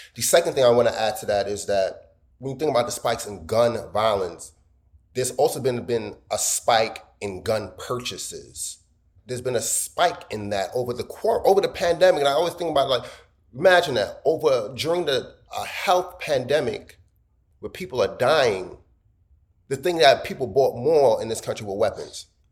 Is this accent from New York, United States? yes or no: yes; New York City, New York, United States; I'm American. I was born here. Of course, I, I, brag about Brooklyn